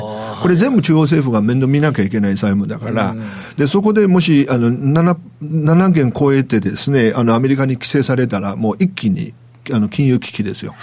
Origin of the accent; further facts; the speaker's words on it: China; now in Japan; 僕中国人